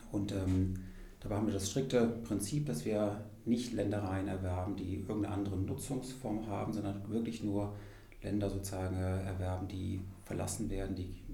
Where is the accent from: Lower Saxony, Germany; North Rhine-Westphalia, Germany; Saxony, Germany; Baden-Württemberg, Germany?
Baden-Württemberg, Germany; Freiburg; ich komme ja ursprünglich aus, aus Freiburg im Schwarzwald.